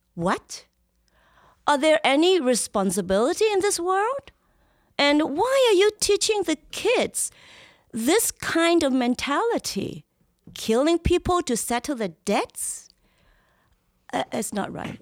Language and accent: English; Hong Kong; also born or lived in Los Angeles / East Coast, United States; now in United States; I was born in Hong Kong